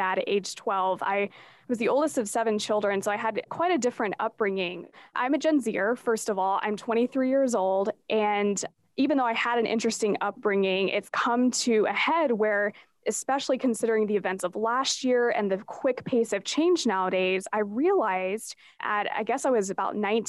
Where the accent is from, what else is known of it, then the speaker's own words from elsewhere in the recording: Asheville, North Carolina, United States; a wonderful company here in my hometown of Asheville, North Carolina